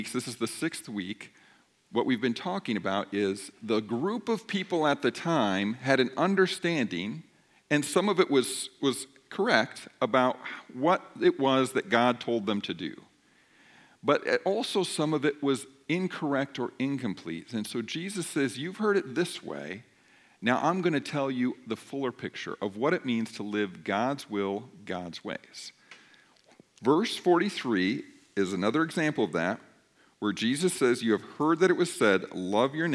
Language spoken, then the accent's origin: English; United States; I'm an American